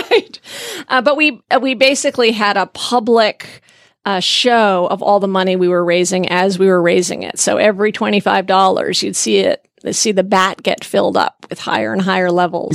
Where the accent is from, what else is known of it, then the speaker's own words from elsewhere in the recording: Vermont, United States; I grew up in Vermont